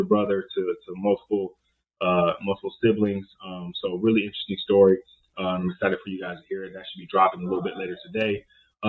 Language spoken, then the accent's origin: English; Oakland, Richmond, San Francisco Bay Area, California, United States; I'm from the Oakland, Richmond, San Francisco Bay area